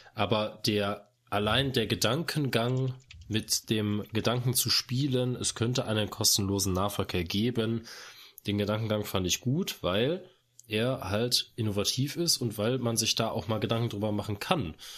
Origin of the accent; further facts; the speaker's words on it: Cologne, North Rhine-Westphalia, Germany; bei uns in Köln